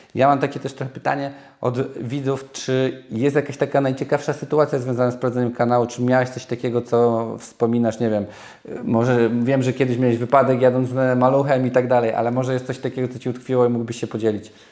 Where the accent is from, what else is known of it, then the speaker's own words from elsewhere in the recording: Nowy Sącz, Lesser Poland, Poland; ja jestem z Nowego Sącza